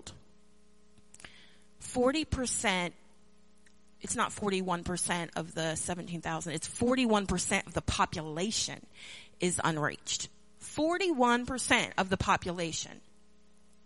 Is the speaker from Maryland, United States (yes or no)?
yes; Maryland, United States; now in North Carolina, United States; I grew up in Maryland